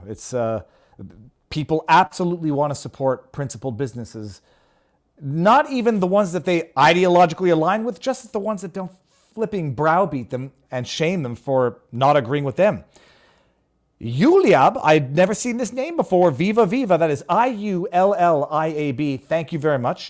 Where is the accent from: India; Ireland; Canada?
Canada; now in Florida, United States; I'm Canadian